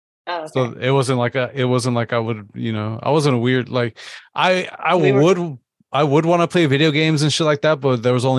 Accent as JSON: {"language": "English", "country": "United States", "tie": "born or raised there", "said": "Contrary to popular belief, I was born in the States"}